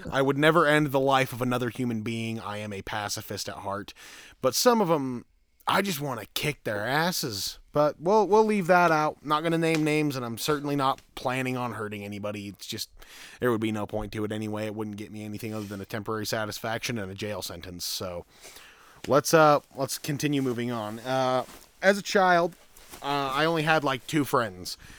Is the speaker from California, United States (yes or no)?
no; Green River, Utah, United States; Right here in this shit state of a town known as Green River, Utah.